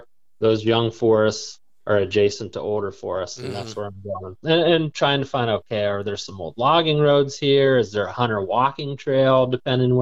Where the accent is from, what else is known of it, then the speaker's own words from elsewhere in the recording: Pennsylvania, United States; my home state of Pennsylvania